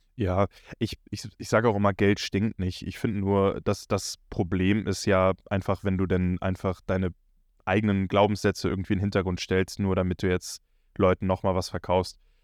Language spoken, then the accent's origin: German; Northern Germany, Germany; bei uns im Norden hier ist auch so, dass wir, wenn wir in die 12. Klasse, 13. Klasse kommen, kurz vor Abitur